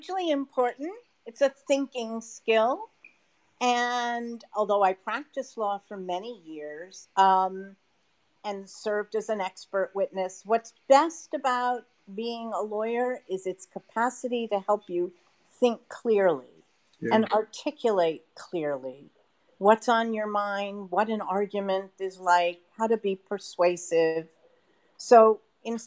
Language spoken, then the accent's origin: English; outside of Boston, Massachusetts, United States; I grew up outside of Boston